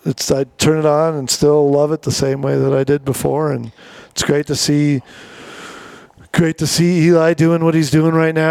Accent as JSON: {"language": "English", "town": "Valley Center", "region": "California", "country": "United States", "tie": "born or raised there", "moved": "as an adult", "lives_now": "Park City, United States", "said": "I grew up in Southern California, but I've lived here now 10 years full time"}